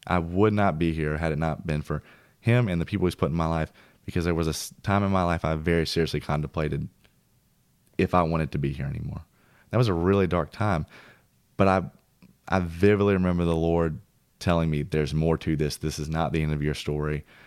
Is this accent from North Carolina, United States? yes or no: no; Mount Juliet, Tennessee, United States; moved away; also born or lived in Old Hickory; my hometown where I grew up in Mount Juliet and Old Hickory